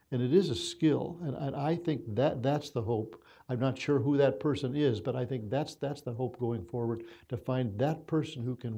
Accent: Minnesota, United States; born there; I was born in Minnesota. I love coming here.

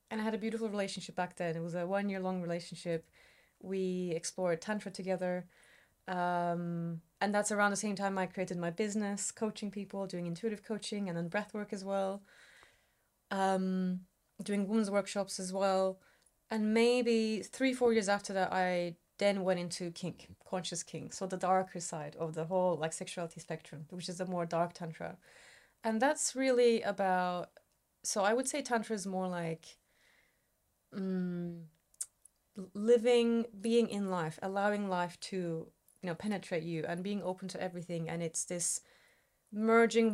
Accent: Istanbul, Turkey; moved away as an adult; now in United Kingdom; I grew up in Istanbul

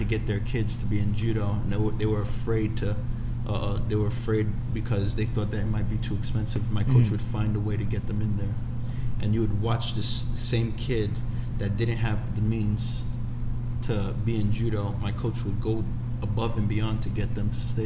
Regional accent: New York City, New York, United States; I was born in Brooklyn, born and raised in Brooklyn

